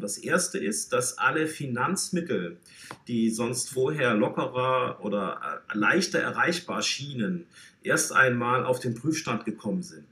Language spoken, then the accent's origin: German; Baden-Württemberg, Germany; accent: Swabian; now in Hamburg, Germany; ich bin ja äh, Schwabe, das kann, lässt sich nicht vertuschen, äh, stamme aus dem südlichen ähm, Baden, ähm, aber eigentlich auch Baden-Württemberg